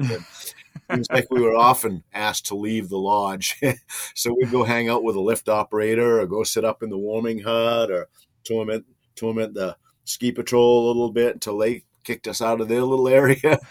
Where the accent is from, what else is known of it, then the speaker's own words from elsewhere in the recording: Rangeley, Maine, United States; Rangely was a really small town as a kid